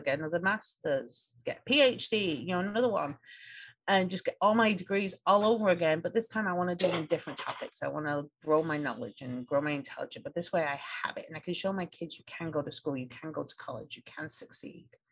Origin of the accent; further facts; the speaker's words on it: England, United Kingdom; moved away as an adult; now in United States; I grew up in England